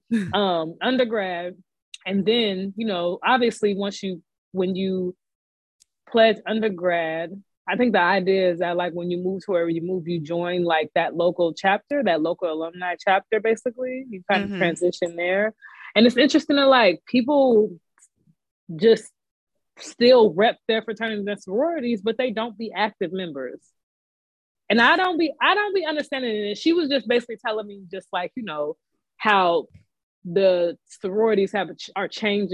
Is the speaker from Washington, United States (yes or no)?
yes; Washington, United States; moved away as an adult; I came from Washington State